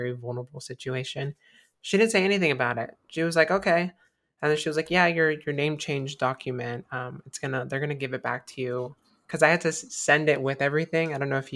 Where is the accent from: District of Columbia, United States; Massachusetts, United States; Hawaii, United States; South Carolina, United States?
South Carolina, United States; moved away; I was born in South Carolina and my birth certificate has a big old M on it. And I don't live there anymore